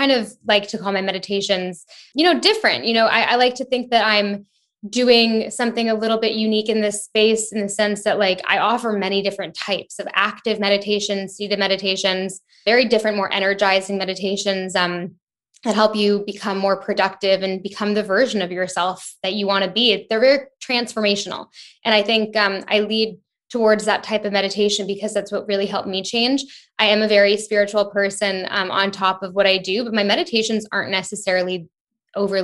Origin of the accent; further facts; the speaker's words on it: Canada; moved away as an adult; also born or lived in London, United Kingdom; now in Bahamas; I'm Canadian, but I was in London for 5 years before I moved to the Bahamas last year with my boyfriend